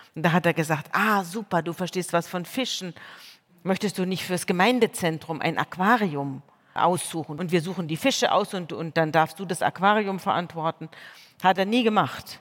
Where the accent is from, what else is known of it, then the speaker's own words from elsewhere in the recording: Munich, Bavaria, Germany; Ich komme von dort, ich komme aus München, ich bin aus einer Pfarrersfamilie